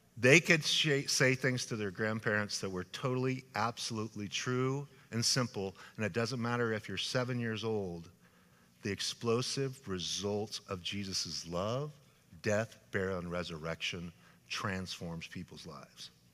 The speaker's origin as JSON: {"language": "English", "region": "Idaho", "country": "United States", "tie": "born or raised there", "moved": "yes", "lives_now": "California, United States", "said": "my home state of Idaho"}